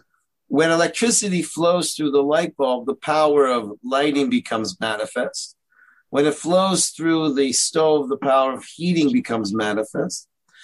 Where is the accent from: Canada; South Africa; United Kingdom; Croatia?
Canada; Toronto, Ontario; now in Israel; I'm from Toronto, Canada. You probably don't recognize that because I sound like I'm from New York, but that's because I moved to Israel.